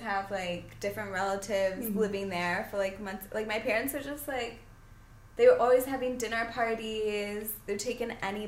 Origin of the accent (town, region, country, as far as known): Saugatuck, Michigan, United States; born or raised there